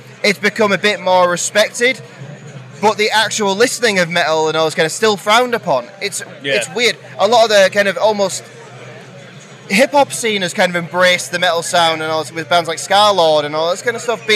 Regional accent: North West England, United Kingdom; I'm from the Northwest, so Bake Up isn't too far away from us.

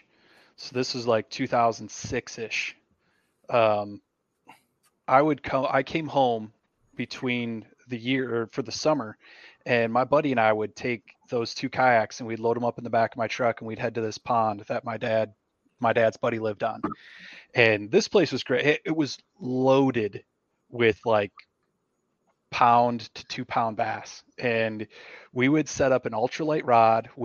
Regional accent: Michigan, United States; moved away; I grew up in Michigan

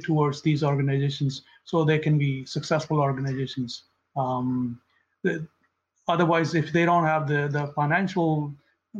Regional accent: India; moved away; I grew up in India, and I have a good understanding of Punjabi

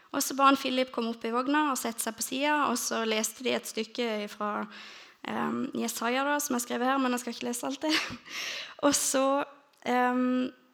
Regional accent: Lista, Agder, Norway; jeg er egentlig fra Lista

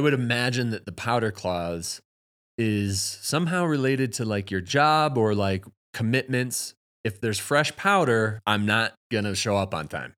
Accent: Madison, Wisconsin, United States; moved away as an adult; now in Steamboat Springs, United States; I'm from Madison

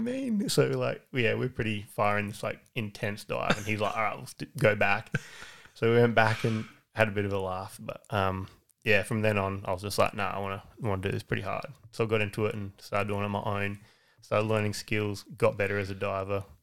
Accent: Aldgate, South Australia, Australia; also born or lived in Bridgewater; Adelaide Hills. Grew up in Aldgate.

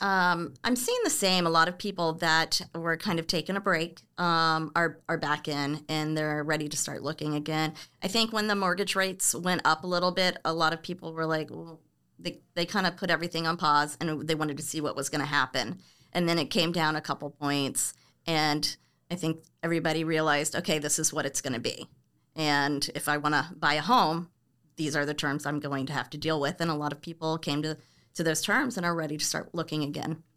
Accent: Orlando, Florida, United States; moved away as an adult; also born or lived in Cocoa Beach, Florida; now in California, United States; I was born and raised in Orlando, and then we ended up moving to the East Coast, like the Cocoa Beach area

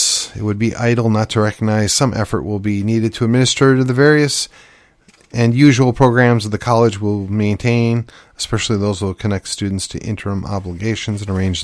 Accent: United States; as an American, as a Yankee gringo

